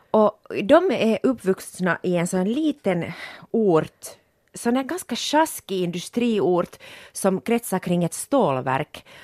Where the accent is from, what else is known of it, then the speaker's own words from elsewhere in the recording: Porvoo, Uusimaa, Finland; vi är ju båda från Borgo